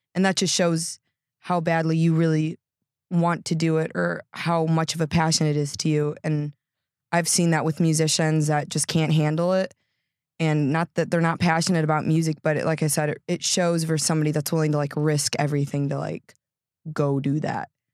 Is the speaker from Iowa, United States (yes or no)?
no; Geneva, Illinois, United States; also born or lived in Washington Island, Wisconsin / Sturgeon Bay, Wisconsin; I grew up in, like, Geneva, from a baby until I was, like, about eighteen